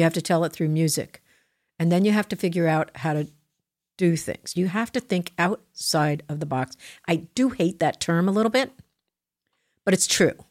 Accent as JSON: {"language": "English", "region": "New Jersey", "country": "United States", "said": "I'm from Jersey"}